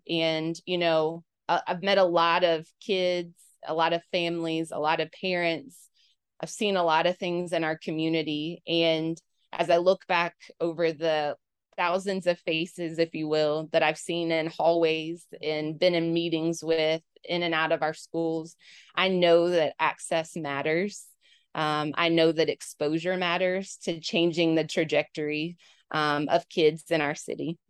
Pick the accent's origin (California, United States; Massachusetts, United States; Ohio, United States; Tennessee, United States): Tennessee, United States; Knoxville; also born or lived in Cookeville, Tennessee; now in Memphis, United States; I'm a Knoxville native